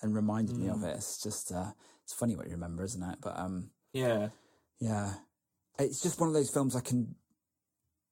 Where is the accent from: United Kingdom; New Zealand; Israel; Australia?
United Kingdom; Lincolnshire, East Midlands; where I grew up in Lincolnshire, the local newspaper was the Lincolnshire Echo